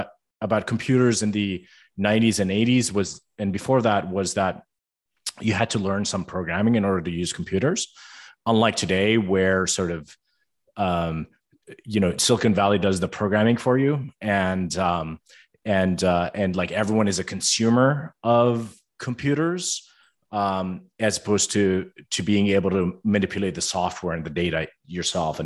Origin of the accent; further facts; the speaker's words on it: Amman, Amman Governorate, Jordan; moved away as an adult; now in United States; my brothers and I were born and raised in Amman, Jordan